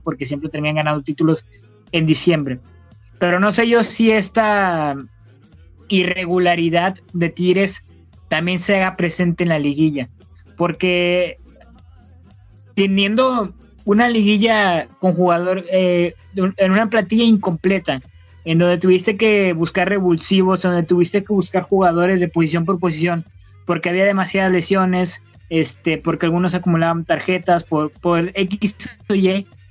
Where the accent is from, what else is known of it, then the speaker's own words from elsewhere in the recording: Monterrey, Nuevo León, Mexico; somos regios, este, orgullosamente regimontanos